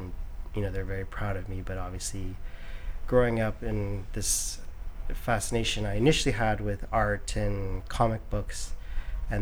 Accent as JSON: {"language": "English", "town": "Oakville", "region": "Ontario", "country": "Canada", "tie": "born or raised there", "moved": "yes", "lives_now": "New York, United States", "said": "I grew up in a suburb called Oakville. It's about 20 minutes from Toronto."}